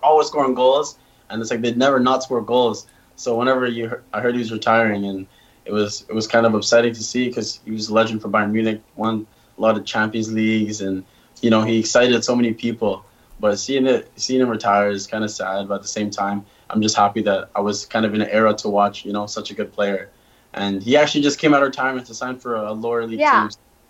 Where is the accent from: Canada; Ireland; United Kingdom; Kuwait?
Canada; now in United States; And, you know, being a Canadian here, it's not that big of a difference.